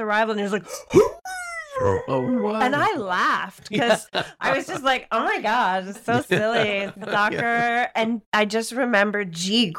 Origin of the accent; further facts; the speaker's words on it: United States; moved away as an adult; now in United Kingdom; as an American, that was a real eye-opener when I moved over here.